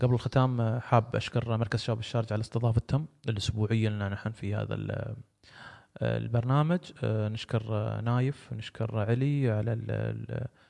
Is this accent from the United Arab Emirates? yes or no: yes; United Arab Emirates; عندنا في الامارات